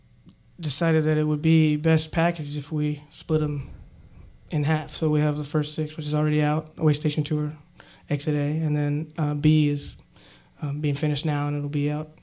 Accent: Paris, Kentucky, United States; I'm from Bourbon County, Paris.

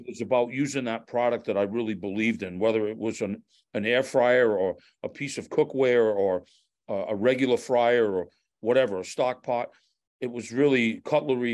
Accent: Fall River, Massachusetts, United States; growing up in Fall River, uh, in a very predominant Portuguese community

